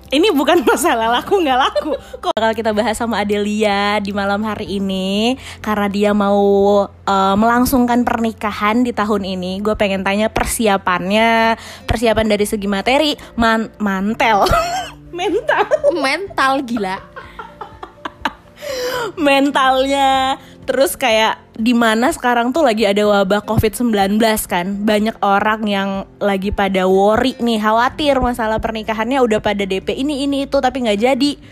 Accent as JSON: {"language": "Indonesian", "region": "Java", "country": "Indonesia", "said": "secara keluarga gue keluarga Jawa nih ya."}